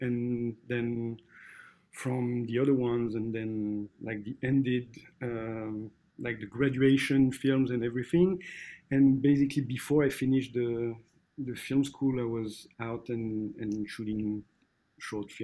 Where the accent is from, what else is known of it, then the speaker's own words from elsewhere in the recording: Athis-Mons, Île-de-France, France; English is a second language; moved away as an adult; I was born in Attis-Mons, which is a small city in the suburb of Paris. Then make all my studies around there